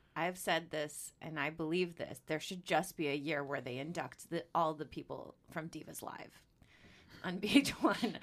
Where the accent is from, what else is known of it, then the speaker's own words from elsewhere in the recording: Chicago, Illinois, United States; I'm from Chicago